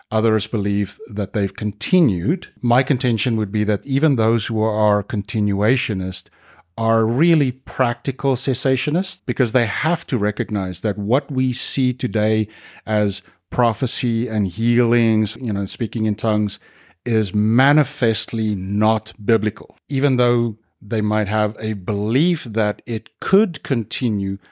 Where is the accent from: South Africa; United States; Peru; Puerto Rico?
South Africa; born or raised there